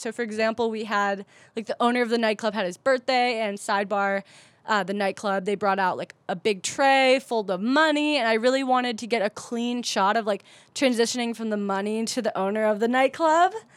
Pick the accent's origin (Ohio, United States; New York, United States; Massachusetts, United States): Ohio, United States; Cleveland; now in San Diego, United States; I grew up in Cleveland, Ohio, where nobody's nobody